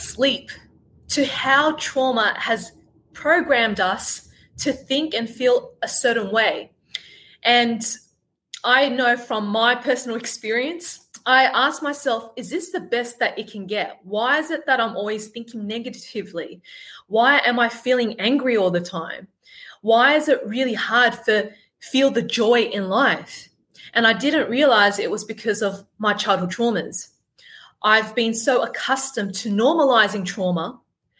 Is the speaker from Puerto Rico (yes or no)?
no; Sydney, New South Wales, Australia; I was born and brought up in Sydney, Australia, as you could tell by my accent and my killer tan